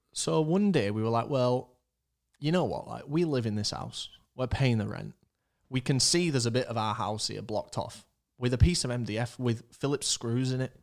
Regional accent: Leeds, Yorkshire and the Humber, United Kingdom; We live in Leeds. We're from Leeds

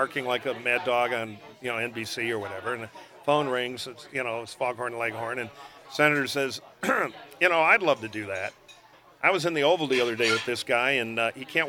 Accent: Detroit, Michigan, United States; my hometown of Detroit

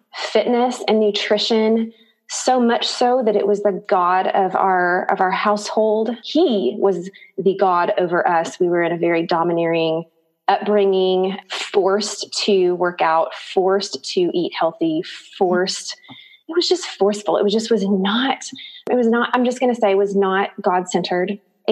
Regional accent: Harrison, United States; born there; In 1977, I was born in Harrison. I only have one older sister

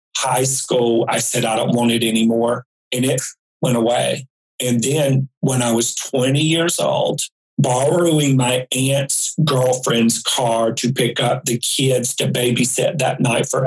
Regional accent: High Point, North Carolina, United States; moved away as an adult; also born or lived in Raleigh, North Carolina; 6 months later, I moved from High Point, North Carolina to Raleigh, Durham. I moved from an oppressive town for me, 20 years of it.

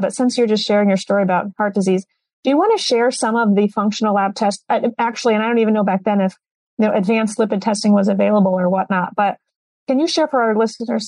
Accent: Iowa, United States; I'm from Iowa

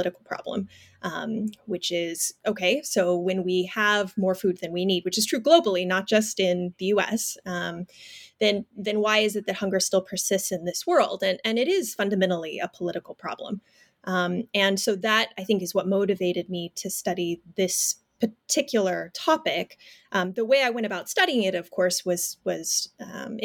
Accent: Fresno, California, United States; I'm a fifth generation Fresnan. So I am from Fresno, California. My family has deep roots there

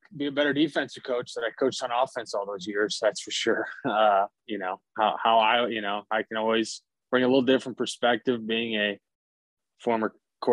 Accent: Eau Claire, Wisconsin, United States; moved away as an adult; my home where I grew up in Eau Claire, Wisconsin

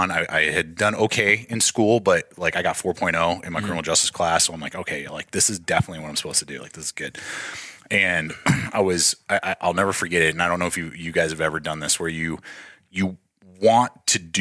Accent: Denver, Colorado, United States; moved away as an adult; also born or lived in San Diego, California; I was born in San Diego, and then my dad moved us as a family. His job transferred out to Denver, Colorado when I was 9. Mm-hmm. And so I've spent now almost 25 years in Denver up until the last 2 weeks

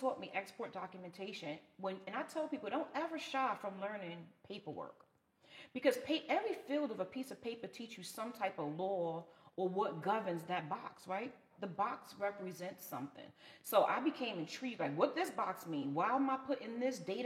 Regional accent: New York City, New York, United States; moved away as an adult; I'm from Brooklyn

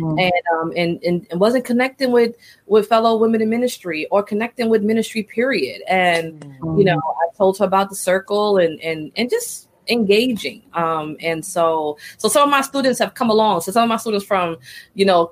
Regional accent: New York City, New York, United States; I'm from the Bronx. And the Bronx for me, growing up in the 80s and early 90s, is community

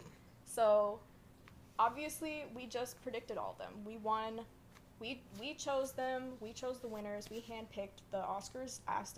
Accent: the South, United States; I am from the South, so.

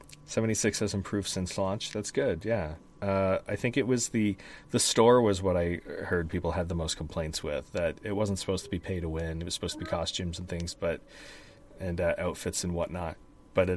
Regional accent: Canada; Because I'm Canadian?

